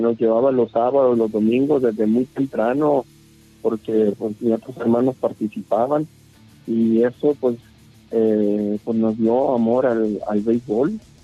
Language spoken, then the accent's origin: Spanish; Nuevo Laredo, Tamaulipas, Mexico; also born or lived in Navojoa, Sonora; now in Hermosillo, Mexico; yo nací en Nuevo Laredo, Tamaulipas, pero tengo ya más de 30 años radicando en Sonora, en Navojoa